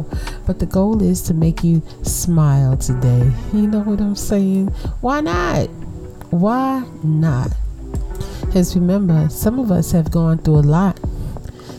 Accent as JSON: {"language": "English", "town": "New York City", "region": "New York", "country": "United States", "tie": "born or raised there", "moved": "yes", "said": "big up Brooklyn? I miss my hometown"}